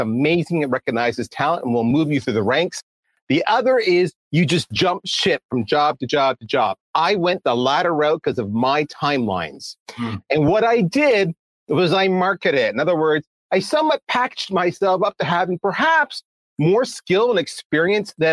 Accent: Canada; I am Canadian

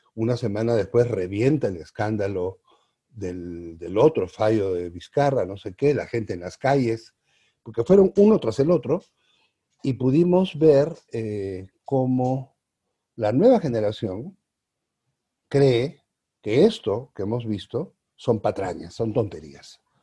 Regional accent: Peru; also born or lived in Arequipa, Peru; now in Mexico; somos o no somos los peruanos iguales ante la ley

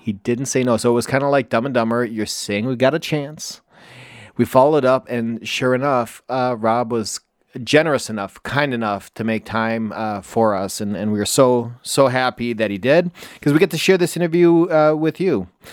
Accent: Wisconsin, United States; accent: nasally; I'm from Wisconsin, a, as you can tell by my nasally accent

